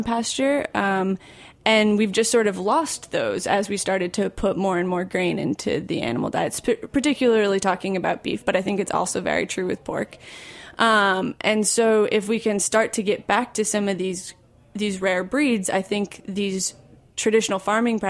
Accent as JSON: {"language": "English", "region": "Michigan", "country": "United States", "said": "I'm from Michigan."}